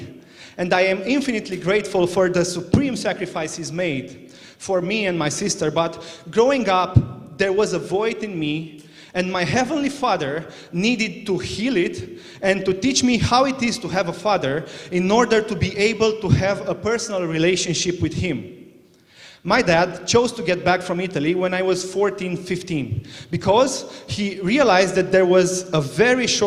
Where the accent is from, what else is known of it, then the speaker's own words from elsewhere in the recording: Romania; now in Northern Ireland, United Kingdom; I was born in Romania in 1993, and that was a dark place.